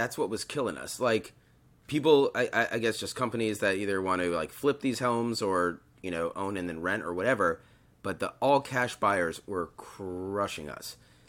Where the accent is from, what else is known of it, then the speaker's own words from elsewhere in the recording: Connecticut, United States; growing up in Connecticut